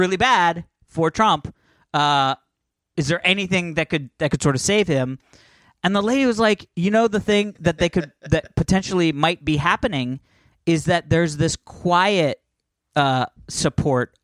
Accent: Virginia, United States; I'm from Virginia

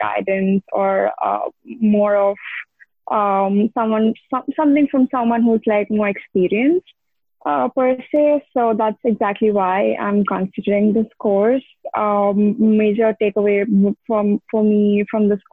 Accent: Hyderabad, Telangana, India; moved away as an adult; also born or lived in Dubai; now in New York, United States; I'm actually from India, Hyderabad, and then I moved to Dubai to do my undergrad in engineering, and then I came to New York to do my master's

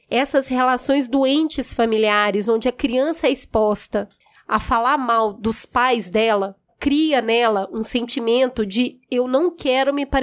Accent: Belo Horizonte, Minas Gerais, Brazil; Bom, eu fui criada num lugar muito humilde em Belo Horizonte, na periferia de Belo Horizonte.

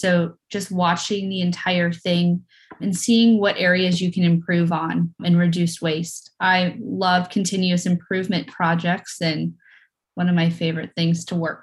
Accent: Knoxville, Tennessee, United States; moved away as an adult; now in Charleston, United States; I am from Knoxville, Tennessee. Grew up there my whole life, went K through 12

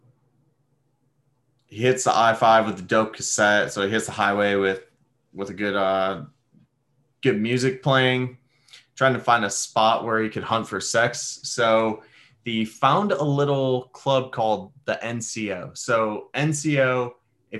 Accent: Detroit, Michigan, United States; now in Connecticut, United States; growing up in Detroit

